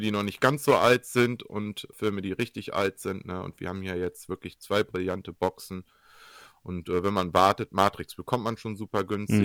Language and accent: German; Germany; bei uns in Deutschland